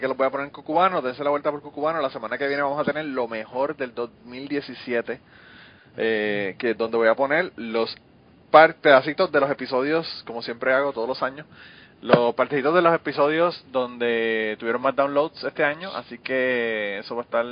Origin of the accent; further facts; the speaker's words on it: Puerto Rico; now in Kentucky, United States; yo soy boricua yo soy boricua para los gringos y gringo para los boricos, Pero yo, yo en mi corazón soy boricua 100%